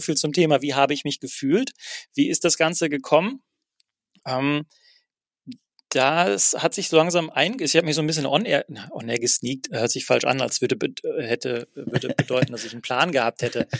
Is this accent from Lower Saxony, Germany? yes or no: no; Herne, North Rhine-Westphalia, Germany; moved away as an adult; also born or lived in Berlin; ich habe zwar in Köln gearbeitet, zwei Jahre lang, aber bin jeden Tag von Wanne Eickel nach Köln getigert